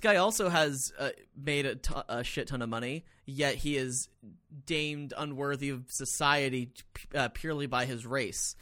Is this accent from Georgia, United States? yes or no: yes; Atlanta, Georgia, United States; I grew up in Atlanta